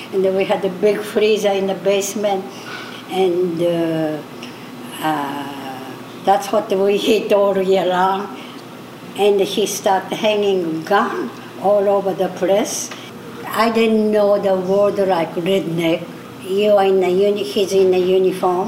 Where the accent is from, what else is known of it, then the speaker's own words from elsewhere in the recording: Sapporo, Hokkaido, Japan; English is a second language; moved away as an adult; I'm from Japan, Hokkaido, Sapporo. I'm 85. I came when I was 21.